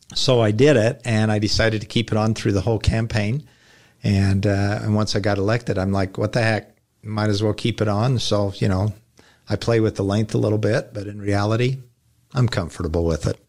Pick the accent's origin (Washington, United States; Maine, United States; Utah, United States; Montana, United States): Utah, United States; North County; moved away as an adult; now in Lehi, United States; I grew up in North County, but, and I had a lot of friends in Lehigh